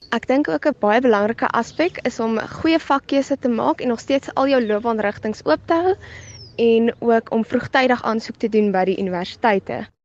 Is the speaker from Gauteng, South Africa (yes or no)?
no; Klapmuts, Western Cape, South Africa; van Klipmuts